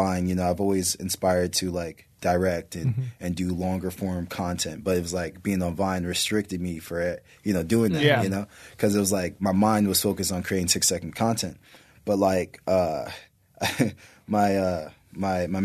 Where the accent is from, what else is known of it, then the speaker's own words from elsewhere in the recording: Maryland, United States; moved away; also born or lived in Chicago, Illinois; I was raised in Maryland. So like, you know, most of my true growth happened in Maryland and the DMV